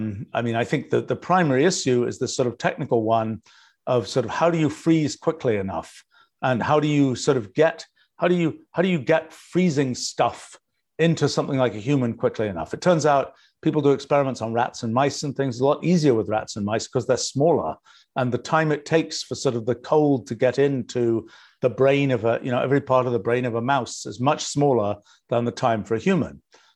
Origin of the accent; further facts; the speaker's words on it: England, United Kingdom; now in United States; You know, I grew up in England, and I've lived in the US now for, 44 years.